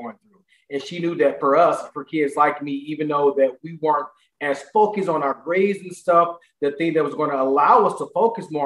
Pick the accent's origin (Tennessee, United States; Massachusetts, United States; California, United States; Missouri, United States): Missouri, United States; St. Louis; similar to a lot of Black males born in the inner cities of St. Louis